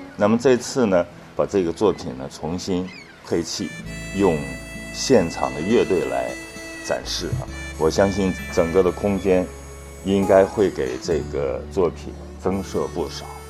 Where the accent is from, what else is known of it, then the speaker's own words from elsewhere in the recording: northern China, China; moved away; 因为我是北方人